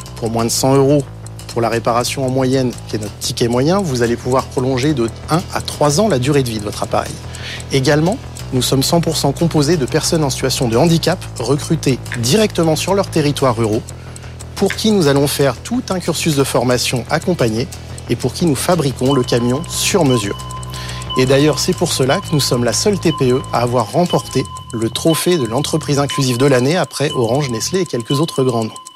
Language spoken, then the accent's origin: French; Breuil-le-Sec, Hauts-de-France, France